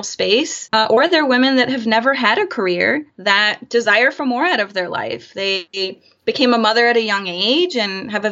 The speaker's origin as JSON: {"language": "English", "region": "Florida", "country": "United States", "tie": "born or raised there", "also_born_or_lived": "Chicago / San Francisco Bay Area", "moved": "as an adult", "lives_now": "San Francisco, United States", "said": "Born and raised in Florida"}